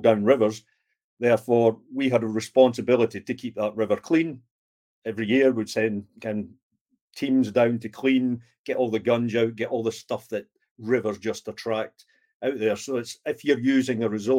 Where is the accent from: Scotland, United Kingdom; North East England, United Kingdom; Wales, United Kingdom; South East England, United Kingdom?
Scotland, United Kingdom; being Scottish, who we have a tendency to look after the pennies and the pounds